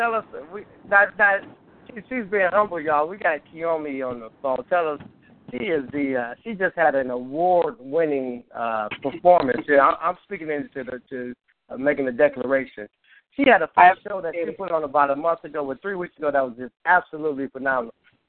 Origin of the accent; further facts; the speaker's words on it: Chicago, Illinois, United States; I'm from Chicago, right?